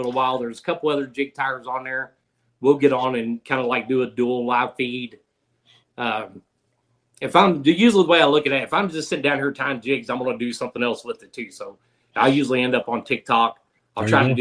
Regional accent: Louisville, Kentucky, United States; now in Southwest Missouri, United States; I grew up in Louisville, Kentucky

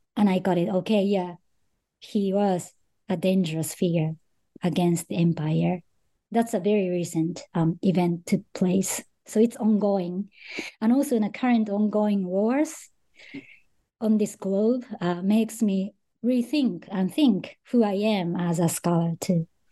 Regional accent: Japan; born or raised there

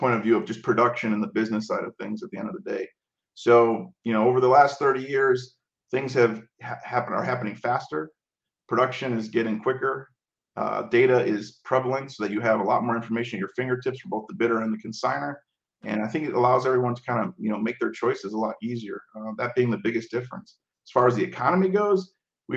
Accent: Chicago, Illinois, United States; I come from Chicago

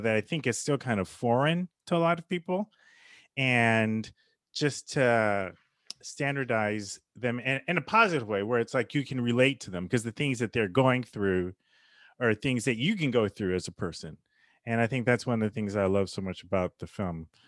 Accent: United States; as an American

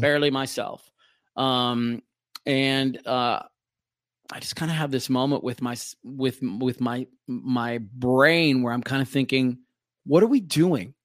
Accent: Minneapolis, Minnesota, United States; do the night show in my hometown of Minneapolis on Cities ninety-seven

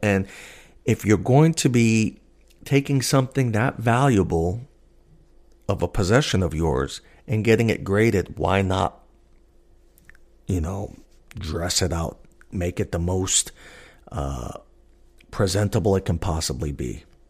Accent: New York, United States; moved away as an adult; now in Alaska, United States; I'm originally a New Yorker

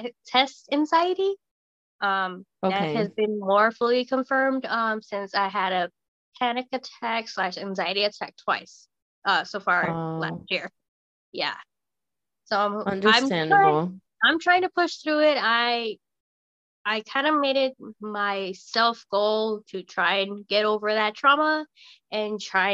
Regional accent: Arizona, United States; born there; also born or lived in Germany; even though I was born in Arizona, my dad was in the military, so I'm technically an army brat, so I've been a little bit of everywhere.

